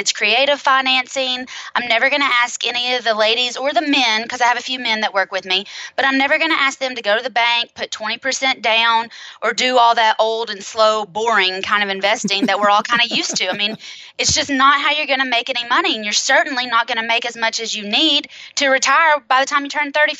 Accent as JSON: {"language": "English", "town": "Knoxville", "region": "Tennessee", "country": "United States", "tie": "born or raised there", "said": "I am in Knoxville, Tennessee. I was born and raised here."}